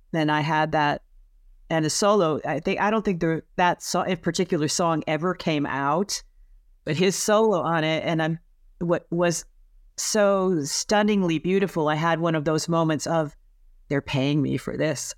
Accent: Connecticut, United States; also born or lived in Boston / San Francisco; now in Los Angeles, United States; I was born in Connecticut

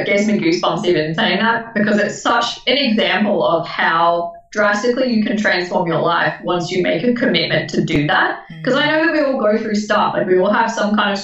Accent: Melbourne, Victoria, Australia; now in Brisbane, Australia; originally born in Melbourne. Some people judge that. Currently living in Brisbane

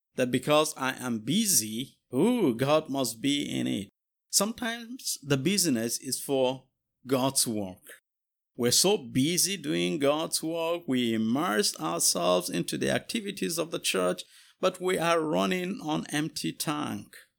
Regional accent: Jos, Plateau, Nigeria; moved away as an adult; now in United States; I am a pastor from Jos, Nigeria, uh, but here in the U S, uh, going to school

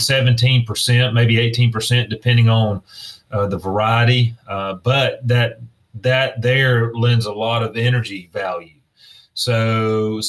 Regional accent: South Georgia, United States; growing up in South Georgia, I grew up in a time when it was free

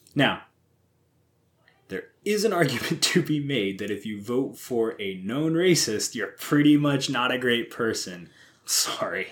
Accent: Missouri, United States; I have never actually been ashamed to say I'm from Missouri

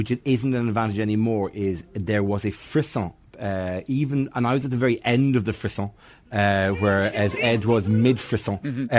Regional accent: Bray, Ireland; I'm from Bray.

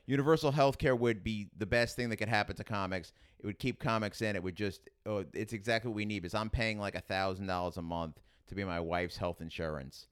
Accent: New York City, New York, United States; accent: Queens; also born or lived in Staten Island / Manhattan; I grew up in Queens

